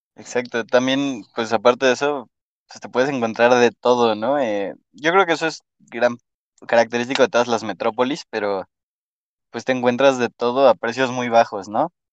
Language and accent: Spanish; Mexico City, Mexico; soy chilango, bueno, soy, soy de la Ciudad de México